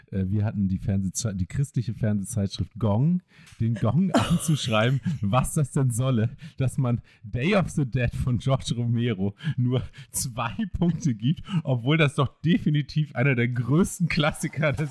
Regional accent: Kiel, Schleswig-Holstein, Germany; ich bin ähm, Kieler Filmemacher, drehe in dem Bereich, zumindest bei meinen eigenen nicht kommerziellen Projekten, auch vor allem im Bereich Horror und Genre. Und außerdem kuratiere ich hier im Kieler Studio Kino

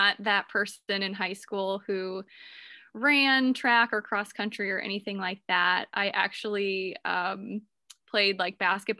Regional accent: Akron, Ohio, United States; also born or lived in South Florida; We're from Ohio. We're from here, from Akron.

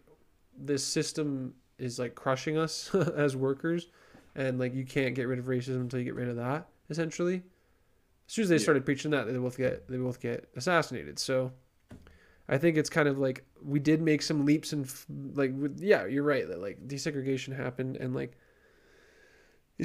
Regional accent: Canada

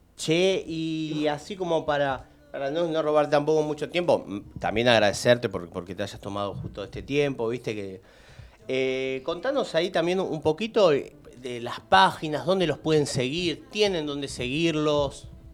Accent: Lanús, Buenos Aires Province, Argentina; yo soy de Lanús

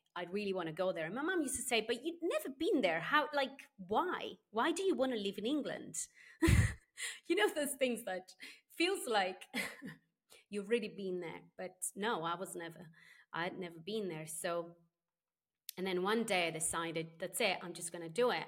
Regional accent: Sardinia, Italy; moved away as an adult; also born or lived in Spain / United Kingdom / Southeast Asia; I was born here in Sardinia and I grew up here until I was nineteen years old.

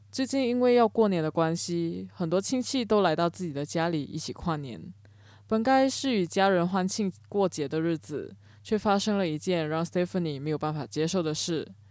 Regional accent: Cameron Highlands, Pahang, Malaysia; 我的家乡金马伦也是个容易发生水灾的地方，奶奶家甚至是在河边，每到梅雨季节都会担心家里淹水

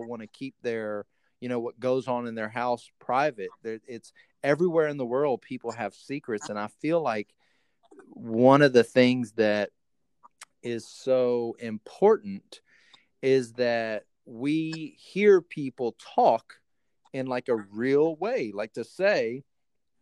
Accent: the South, United States; I grew up in the South, and so we were, you know, it was the Bible Belt

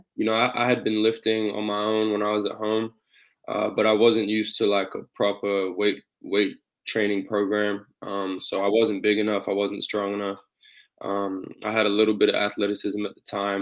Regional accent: Australia; moved away; growing up in Australia, I always played basketball from a young age

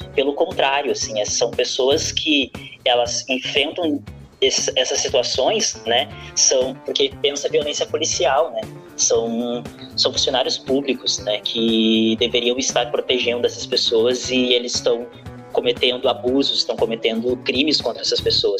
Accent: Porto Alegre, Rio Grande do Sul, Brazil; Eu sou da Lomba do Pinheiro

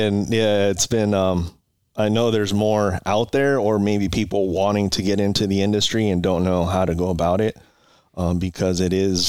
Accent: Oxnard, California, United States; also born or lived in Port Hueneme, California; Oxnard, California. I was born in Port Hueneme, so not too far from here. And then grew up here in Oxnard

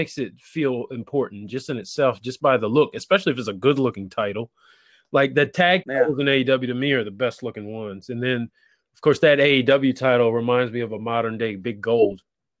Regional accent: Maryland, United States; I'm from Maryland, yes

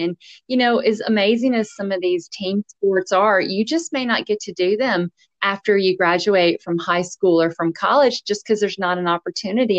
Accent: Nashville, Tennessee, United States; now in Nova Scotia, Canada; I'm from Nashville, Tennessee

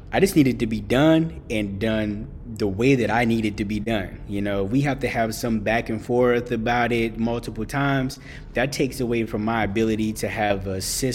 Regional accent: Boston, Massachusetts, United States; I grew up in Boston

